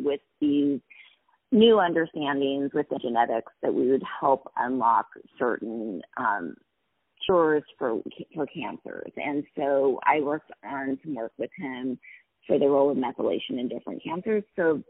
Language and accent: English; Montana, United States; I'm originally from Montana, and so I grew up in a small ski town about 60 miles south of the Canadian border